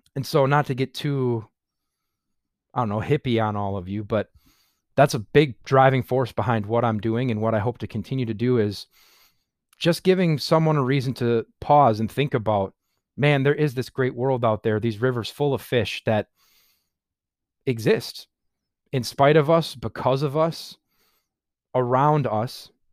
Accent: Sheboygan Falls, Wisconsin, United States; I live in Sheboygan Falls, Wisconsin. I was born and raised in Wisconsin. I've lived in Sheboygan Falls almost my entire life

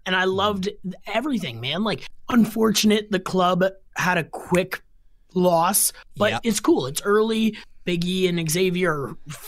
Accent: Canada; as a Canadian kid loving wrestling

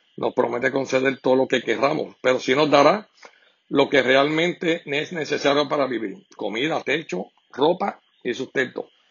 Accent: Puerto Rico; como todo puertorriqueño

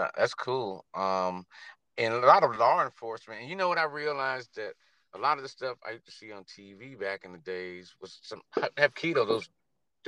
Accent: Cleveland, Ohio, United States; I'm from Ohio, Cleveland

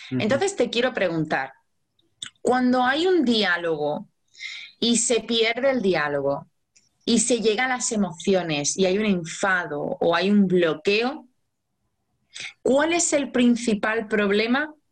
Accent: Mexico; ah, tengo 44 años y soy de México.

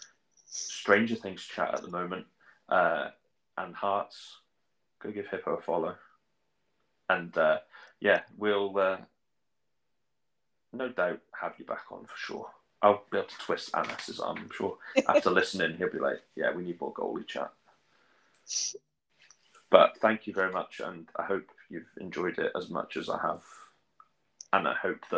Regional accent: England, United Kingdom; moved away; my hometown team back in England

